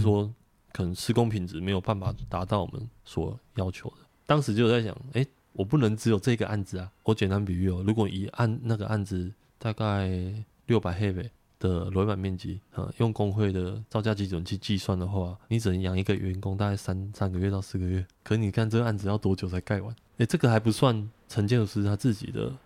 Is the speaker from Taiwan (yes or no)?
yes; Taichung, Taiwan; 因为我老家在台中